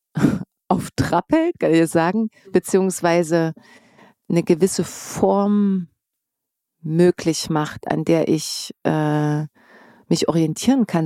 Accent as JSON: {"language": "German", "region": "East Germany", "country": "Germany", "moved": "yes", "lives_now": "Berlin, Germany", "said": "ich bin Ossi"}